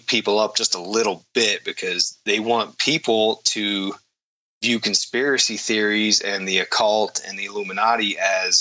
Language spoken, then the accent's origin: English; East Coast, United States; moved away; I grew up on the East Coast there